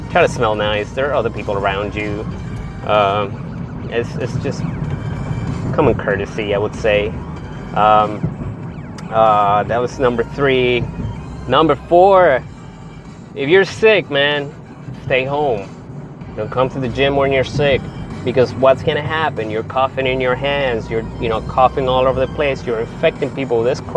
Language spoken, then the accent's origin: English; Texas, United States; I'm a Texan. I live in Texas